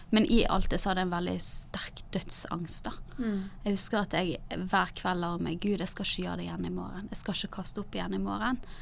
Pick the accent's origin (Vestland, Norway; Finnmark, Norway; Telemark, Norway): Vestland, Norway; Bergen; also born or lived in Narvik / Lista; Vi flyttet først fra Nord-Norge, i Narvik, til Lista på Sørlandet, og så til Bergen igjen da jeg begynte på ungdomsskolen. Så jeg har på en måte flyttet en del.